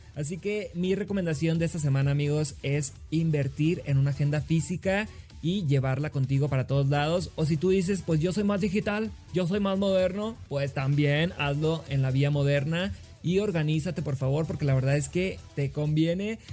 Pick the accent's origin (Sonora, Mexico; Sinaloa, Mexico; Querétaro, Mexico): Sinaloa, Mexico; Los Mochis; now in Mexico City, Mexico; soy originario de Los Mochis, Sinaloa.